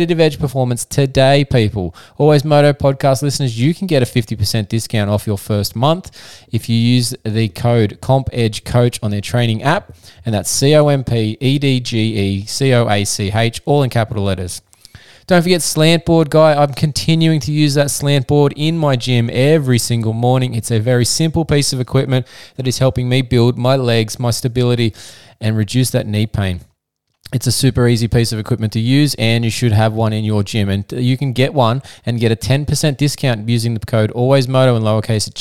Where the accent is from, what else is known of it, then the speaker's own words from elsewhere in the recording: Australia; the physiotherapist from Down Under. That's right, we are from Australia